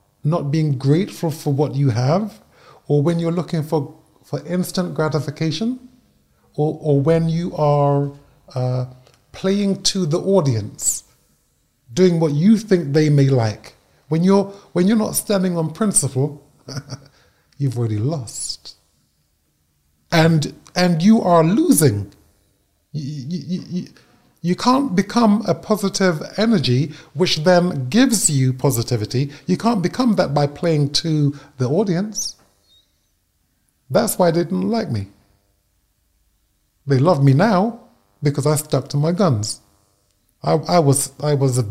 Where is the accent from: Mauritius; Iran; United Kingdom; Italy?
United Kingdom; as a Brit